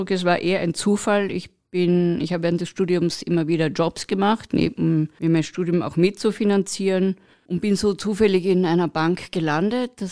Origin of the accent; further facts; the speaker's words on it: Carinthia, Austria; Wir reden als Kärntner sehr viel, dass es hier so schön ist und wie schön wir es hier haben